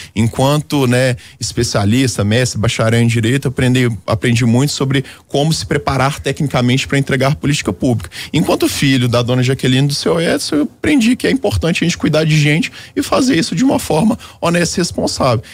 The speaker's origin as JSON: {"language": "Portuguese", "town": "Belo Horizonte", "region": "Minas Gerais", "country": "Brazil", "tie": "born or raised there", "said": "Belo Horizonte, que é a minha cidade natal"}